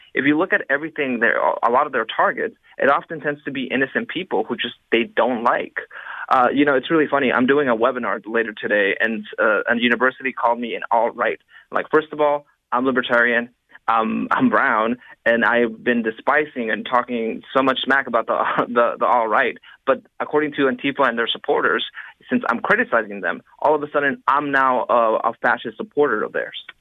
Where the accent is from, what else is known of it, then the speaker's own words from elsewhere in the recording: Los Angeles, California, United States; in my hometown in Los Angeles